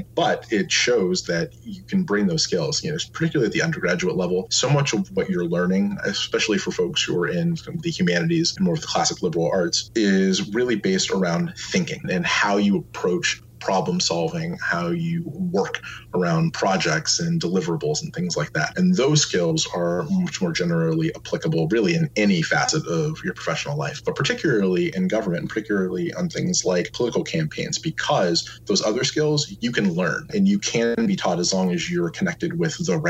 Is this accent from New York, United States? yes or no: no; Cincinnati, Ohio, United States; I'm originally from Cincinnati, Ohio, and my family's from down south.